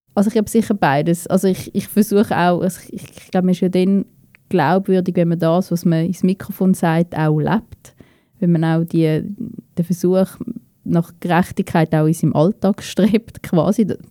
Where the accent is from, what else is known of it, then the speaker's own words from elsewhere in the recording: Winterthur, Zurich, Switzerland; also born or lived in Basel-Landschaft; Meine ganze Kindheit, meine ganze Jugend, eigentlich der allergrößte Teil von meinem Leben habe ich da in Winterthur verbracht.